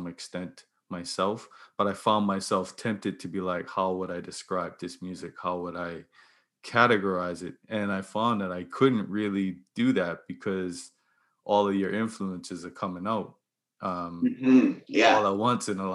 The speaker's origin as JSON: {"language": "English", "country": "Bermuda", "tie": "born or raised there", "said": "I grew up in neighborhood in Bermuda"}